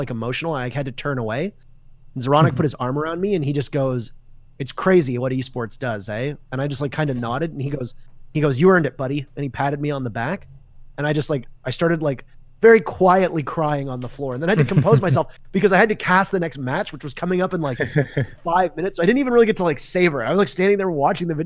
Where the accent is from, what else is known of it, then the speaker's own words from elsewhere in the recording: Canada; as a Canadian, standing on Canadian soil